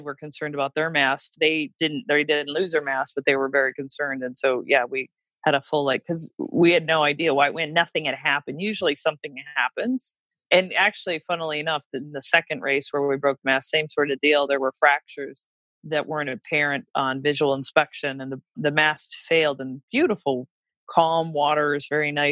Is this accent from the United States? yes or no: yes; Port Huron, Michigan, United States; I'm Midwest, you know, middle class. And we have wonderful yacht clubs. And you know, I think about my hometown yacht club, Port Huron, Michigan